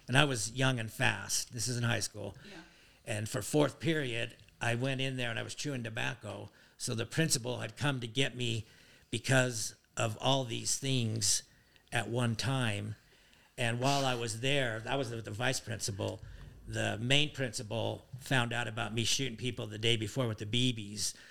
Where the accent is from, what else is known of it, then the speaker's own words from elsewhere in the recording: Tooele, Utah, United States; also born or lived in Colorado Springs, Colorado; I was born in the Army Depot in Tooele